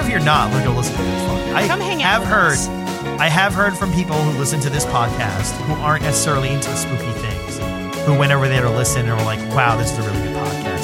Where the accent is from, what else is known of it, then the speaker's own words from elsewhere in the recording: New York City, New York, United States; I'm from New York City